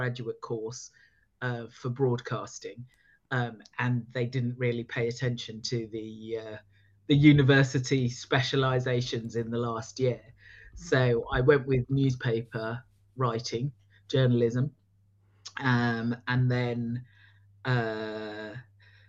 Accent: Luton, East of England, United Kingdom; moved away; also born or lived in Preston / Birmingham / London; I slowly moving back down the country because I was born in Luton

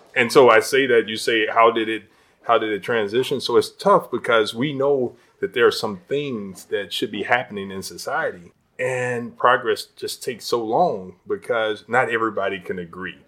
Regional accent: Chicago, Illinois, United States; I moved here when I was two years old in the Austin community

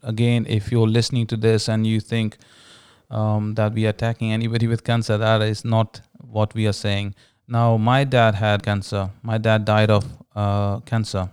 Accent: India; growing up in India, uh, being born to a Hindu family

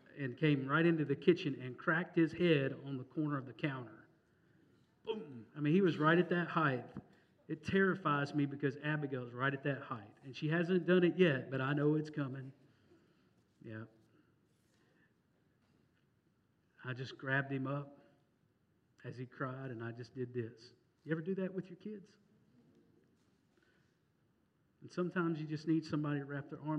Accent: Mississippi, United States; moved away; I'm from Mississippi

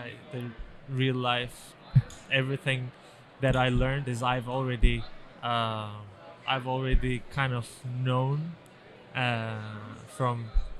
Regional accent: Turkey; moved away as an adult; now in Miami, United States; I'm Turkish.

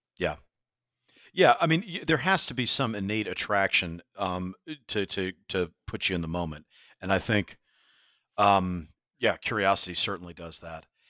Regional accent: New York, United States; as a New Yorker

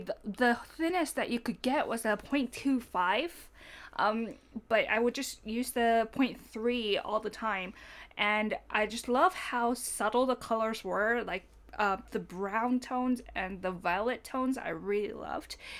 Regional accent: Fukuoka, Japan; moved away as an adult; I grew up in Fukuoka

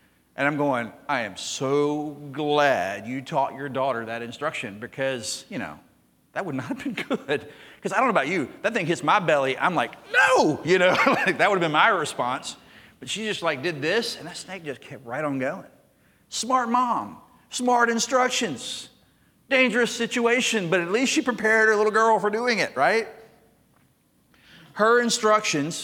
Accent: Jackson, Mississippi, United States; Growing up in Mississippi

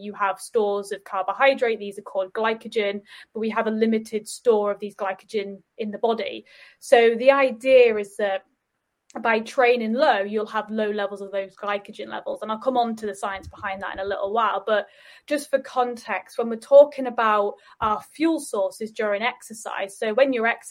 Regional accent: Yorkshire and the Humber, United Kingdom; I'm from Yorkshire

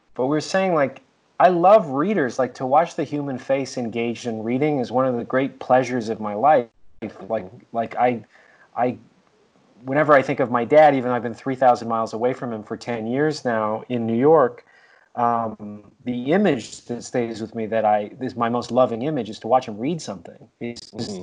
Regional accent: Canada; we're Canadian

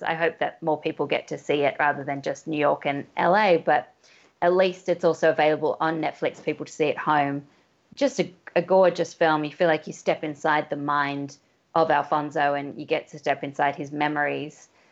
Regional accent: Australia; being Australian

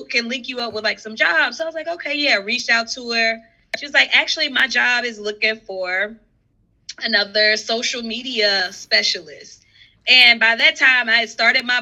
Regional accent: South Carolina, United States; moved away as an adult; also born or lived in New York; now in Charlotte, United States; my best friend, Trell, we grew up together in South Carolina

